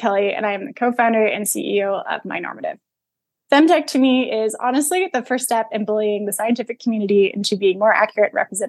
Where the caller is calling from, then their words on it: Calgary, Alberta, Canada; I'm calling from Calgary, Alberta.